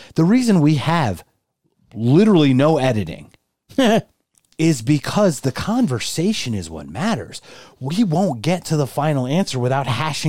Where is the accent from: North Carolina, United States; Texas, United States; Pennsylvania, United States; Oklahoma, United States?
Pennsylvania, United States; Philadelphia; I'm from Philadelphia.